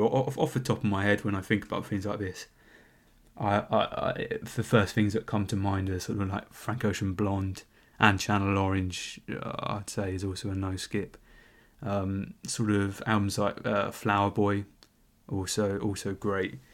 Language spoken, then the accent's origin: English; London, United Kingdom; I'm a Londoner